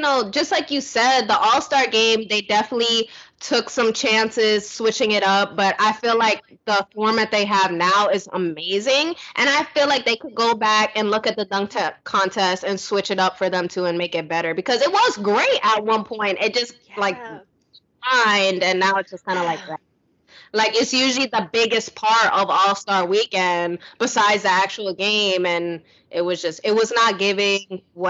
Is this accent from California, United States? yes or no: no; New York, United States; Like, you know, I'm a New Yorker at heart.